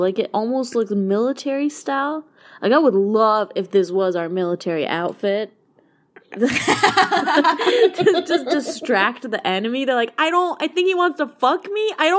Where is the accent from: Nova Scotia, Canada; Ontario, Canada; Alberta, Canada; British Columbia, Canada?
Alberta, Canada; moved away; So this is an Alberta story. I know I'm away from my hometown, my home province now